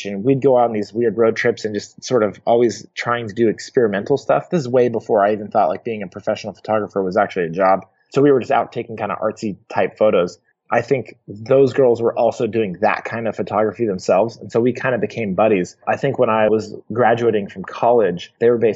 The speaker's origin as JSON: {"language": "English", "town": "Portland", "region": "Oregon", "country": "United States", "tie": "born or raised there", "said": "I grew up in Portland, Oregon"}